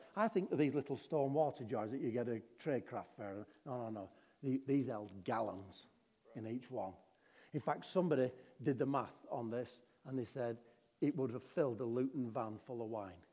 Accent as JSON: {"language": "English", "town": "Darwin", "region": "Northern Territory", "country": "Australia", "said": "I'm from Darwin"}